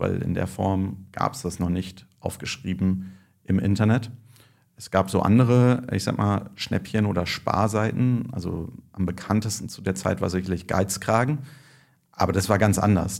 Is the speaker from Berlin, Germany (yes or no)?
yes; Berlin, Germany; also born or lived in Würzburg; Ich bin aus Berlin, habe aber in Würzburg äh, Nanotechnik studiert